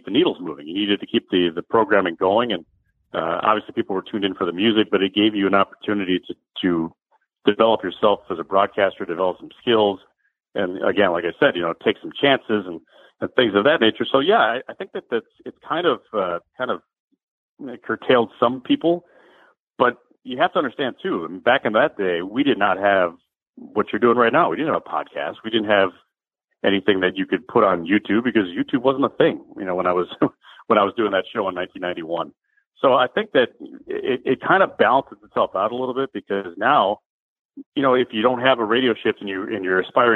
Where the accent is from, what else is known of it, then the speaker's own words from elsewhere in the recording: Chicago, Illinois, United States; I moved back to my hometown, Chicago